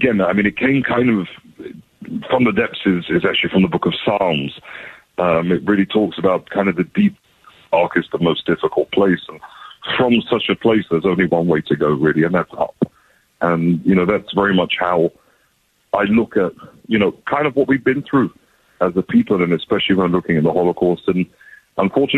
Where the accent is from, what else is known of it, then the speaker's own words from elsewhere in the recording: London, United Kingdom; moved away as an adult; now in Israel; I was born and raised in London, England. And at the age of 18, I kind of left all my family behind, hopped on a plane, and I moved to Israel